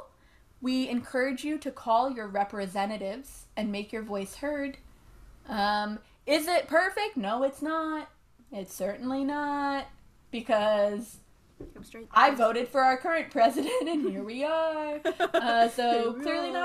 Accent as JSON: {"language": "English", "town": "Cincinnati", "country": "United States", "moved": "yes", "lives_now": "New York, United States", "said": "We're both from the Cincinnati, Northern Kentucky area, but now live in New York"}